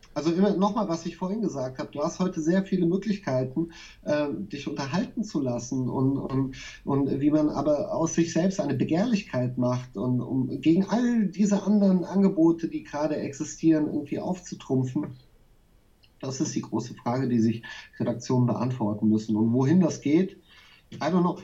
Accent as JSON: {"language": "German", "town": "Nieder-Olm", "region": "Rhineland-Palatinate", "country": "Germany", "tie": "born or raised there", "also_born_or_lived": "Berlin / Mainz", "moved": "as an adult", "said": "ich bin in dem, in dem Ort groß geworden, in Niederolm"}